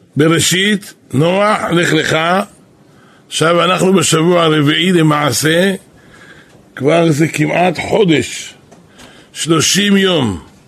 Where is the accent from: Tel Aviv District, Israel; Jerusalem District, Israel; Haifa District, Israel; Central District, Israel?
Jerusalem District, Israel; Jerusalem; אנחנו פה גדלנו